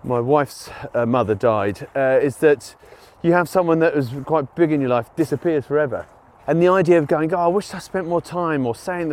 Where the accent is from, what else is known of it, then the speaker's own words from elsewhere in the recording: United Kingdom; being British